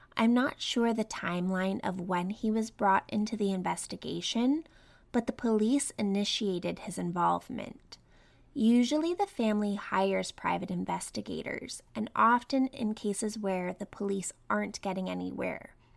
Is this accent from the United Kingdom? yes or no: no; Canada; I grew up in Canada